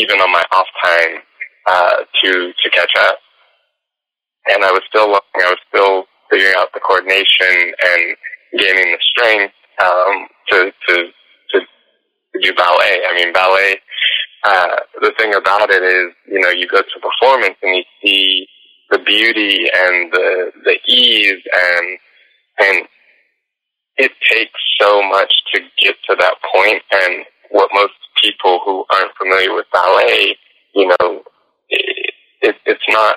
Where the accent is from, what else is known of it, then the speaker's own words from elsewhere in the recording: Tampa, Florida, United States; I did this community project called the Chocolate Nutcracker in my city in Florida. I'm from the Tampa Bay area